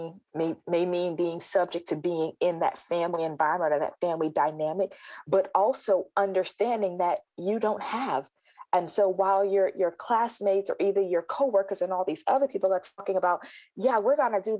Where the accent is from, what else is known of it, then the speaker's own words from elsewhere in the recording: South Carolina, United States; I think back to my holidays growing up, and I'm originally from South Carolina